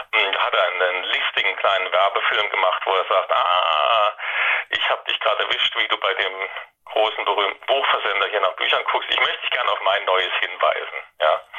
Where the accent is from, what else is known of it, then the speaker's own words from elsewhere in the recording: Saarland, Germany; now in Baden-Württemberg, Germany; ich stamme aus dem Saarland, wohne aber schon seit ewigen Zeiten in Baden-Württemberg.